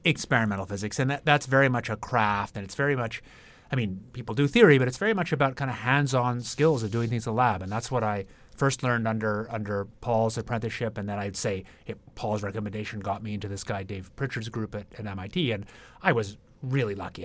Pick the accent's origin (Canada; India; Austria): Canada; Ottawa, Ontario; moved away as an adult; also born or lived in Toronto / Britain / Cambridge, Massachusetts; I grew up in Ottawa, Canada